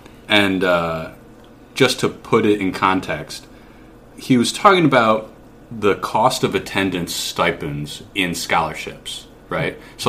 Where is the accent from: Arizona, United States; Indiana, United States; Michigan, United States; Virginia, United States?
Michigan, United States; born or raised there